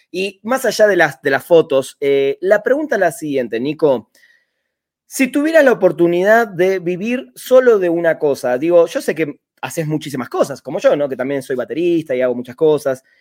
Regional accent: Argentina

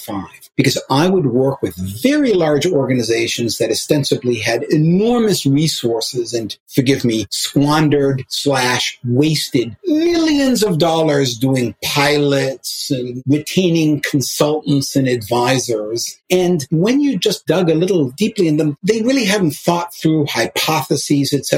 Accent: Chicago, Illinois, United States; I grew up in Hyde Park in Chicago

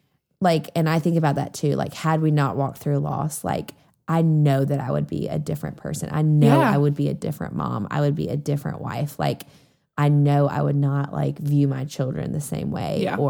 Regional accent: Greenville, South Carolina, United States; We're from Greenville, South Carolina.

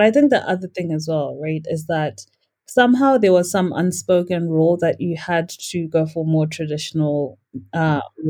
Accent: Norton, Mashonaland West, Zimbabwe; also born or lived in Harare, Zimbabwe; I grew up in a very small town here in Zimbabwe. It's called Norton.

